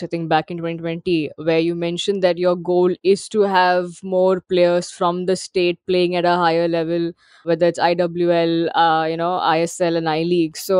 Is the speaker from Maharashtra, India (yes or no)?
yes; Mumbai, Maharashtra, India; I'm from Bombay